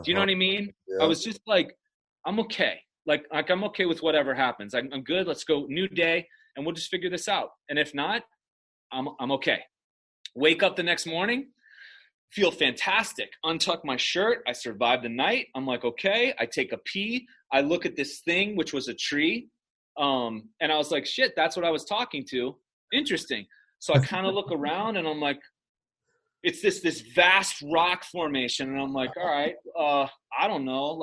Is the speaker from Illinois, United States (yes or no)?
yes; Chicago, Illinois, United States; this dipshit from Chicago